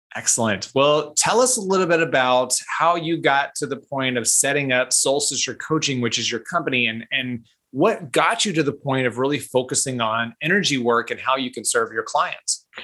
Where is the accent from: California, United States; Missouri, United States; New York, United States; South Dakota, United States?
Missouri, United States; Kansas City; Kansas City, my hometown